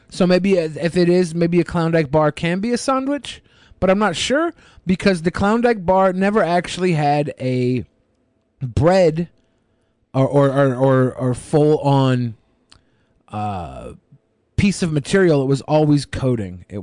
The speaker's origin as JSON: {"language": "English", "region": "British Columbia", "country": "Canada", "said": "in BC, I have seen a bear in the well. Uh, I can't really call it a city. Being Canadian, we have igloos."}